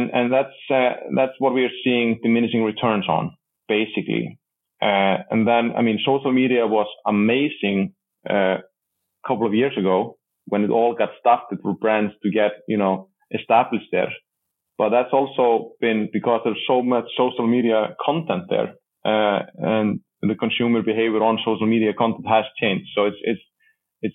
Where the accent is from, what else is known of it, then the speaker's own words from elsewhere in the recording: Iceland; accent: Icelandic; speaking with my Icelandic accent